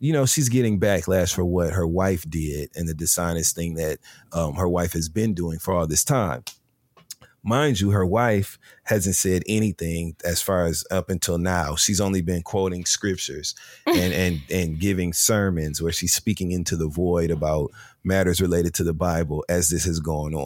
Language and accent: English; Michigan, United States; I'm from Michigan